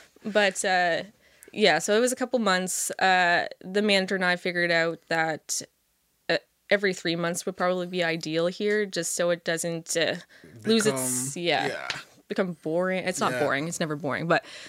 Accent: Halifax, Nova Scotia, Canada; Everyone there is awesome. And it's my hometown, so I love going there.

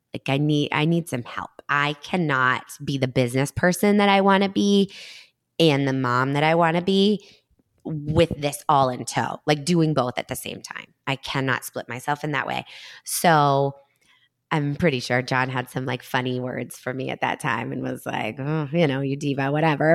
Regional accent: Danvers, Massachusetts, United States; also born or lived in Beverly, Massachusetts / Stoneham, Massachusetts; Danvers is my hometown, so I was, like, back to the North Shore

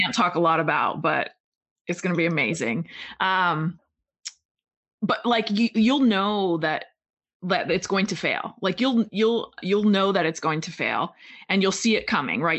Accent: a small town in Pennsylvania, United States; moved away as an adult; also born or lived in Oregon; I was from Pen- a small town in Pennsylvania

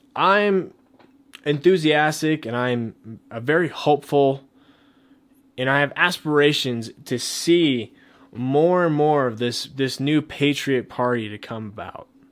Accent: Colorado, United States; my home state, Colorado

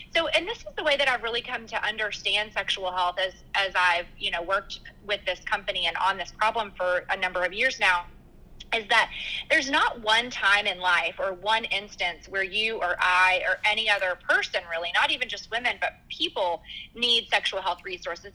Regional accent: Arkansas, United States; now in Dallas, United States; originally, I'm actually from Arkansas

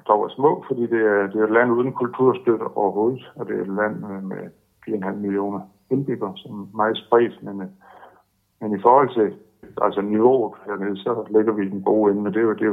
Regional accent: Denmark; vi kommer med som danskere

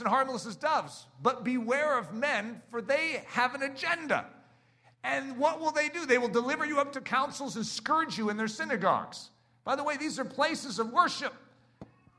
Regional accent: United States; I love being an American

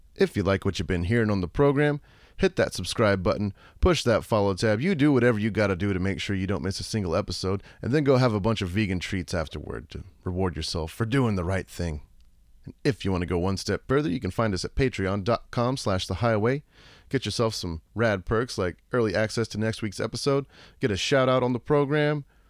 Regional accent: Pleasanton, Texas, United States; also born or lived in San Antonio, Texas / Midland, Texas / Austin, Texas; I grew up, like, half an hour like, east of there, like, Jordanton, Pleasanton kinda area

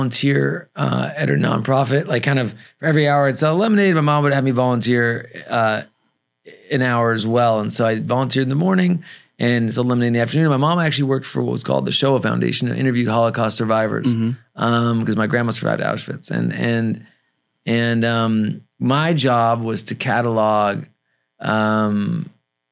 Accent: Los Angeles, California, United States; also born or lived in San Francisco; So I was born in San Francisco, but raised in Los Angeles.

